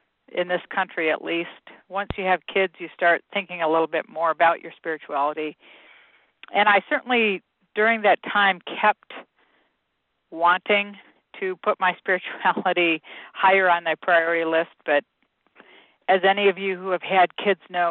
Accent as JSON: {"language": "English", "region": "Michigan", "country": "United States", "tie": "born or raised there", "said": "I grew up in Michigan"}